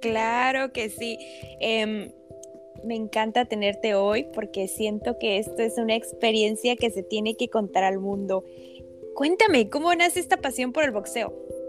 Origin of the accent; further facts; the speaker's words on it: Ixmiquilpan, Hidalgo, Mexico; yo también soy de Ixmiquilpan